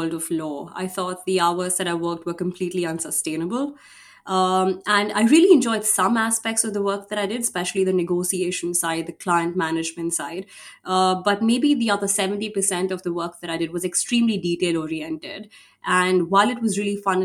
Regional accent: India; I come from India

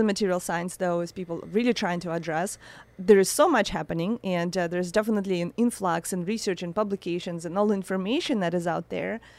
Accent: Saint Petersburg, Russia; moved away; I was born in Russia, in a, in a very cold, um, city

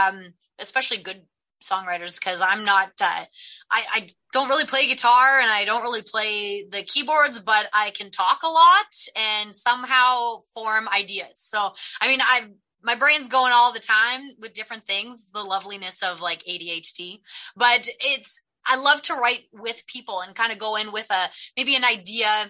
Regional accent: Edmonton, Alberta, Canada; born and raised in Edmonton

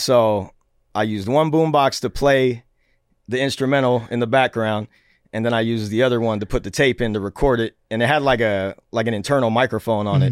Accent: Seattle, Washington, United States; Born and raised in Seattle, Washington.

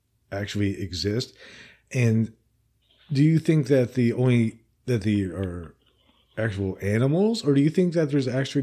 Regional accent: Princeton, New Jersey, United States; now in Alabama, United States; I'm actually originally from Princeton

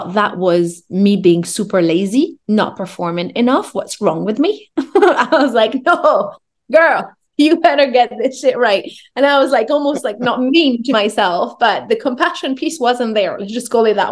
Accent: France; I grew up in France. I'm French Moroccan.

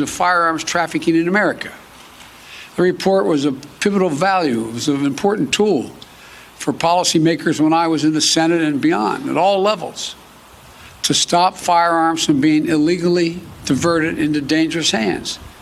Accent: Delaware, United States; my home state of Delaware

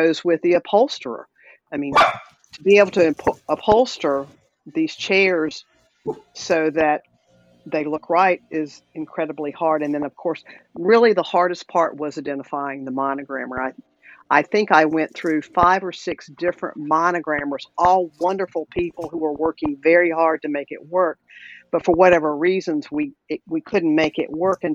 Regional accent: the South, United States; accent: Southern; you can tell I'm a Southerner probably by my accent

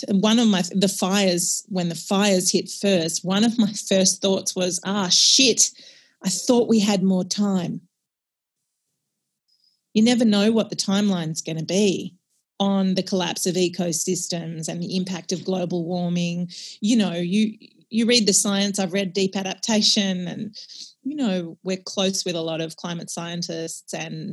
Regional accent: Australia; As an Australian

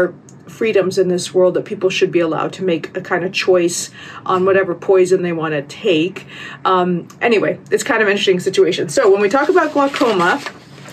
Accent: United States; I'm American

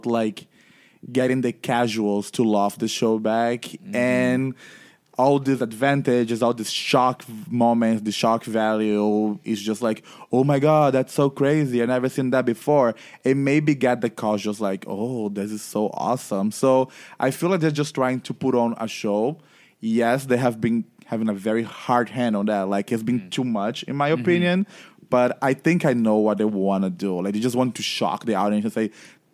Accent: Brazil; I'm from Brazil

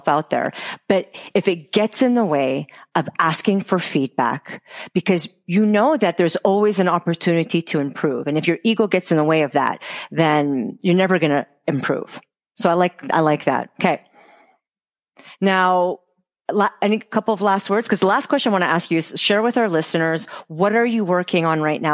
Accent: Montreal, Quebec, Canada; moved away; I'm from Montreal originally. My family's there

